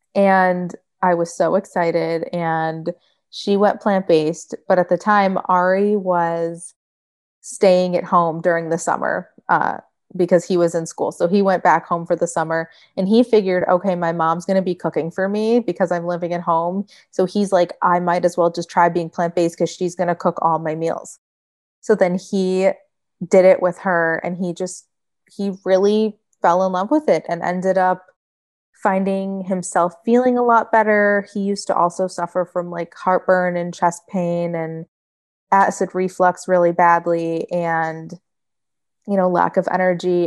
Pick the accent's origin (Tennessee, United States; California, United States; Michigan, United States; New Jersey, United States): Michigan, United States; moved away as an adult; now in Florida, United States; I grew up in Michigan.